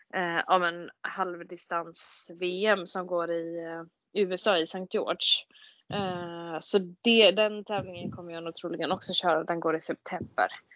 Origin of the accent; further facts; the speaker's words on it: Gothenburg, Västra Götaland, Sweden; jag är eh, född och uppvuxen i Göteborg